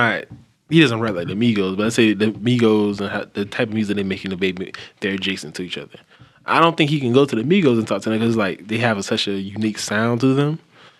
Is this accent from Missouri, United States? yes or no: no; Georgia, United States; now in Atlanta, United States; I say I'm from Georgia